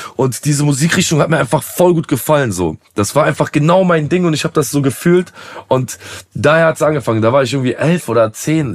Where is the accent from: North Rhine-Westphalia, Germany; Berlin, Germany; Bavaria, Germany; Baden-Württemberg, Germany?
North Rhine-Westphalia, Germany; Aachen; ich komme jetzt aus so aus Aachen